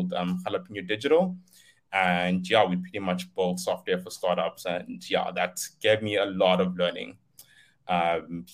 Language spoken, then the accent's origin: English; Limpopo, South Africa; moved away as an adult; also born or lived in Cape Town; I come from Limpopo. I was born and raised there. Moved to Cape Town to do my studies.